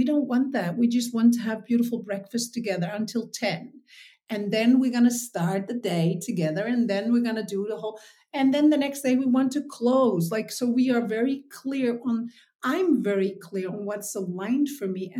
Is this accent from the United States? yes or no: no; Texel, North Holland, Netherlands; I was born on Texel, which is in the Netherlands. So it's the biggest island of the Netherlands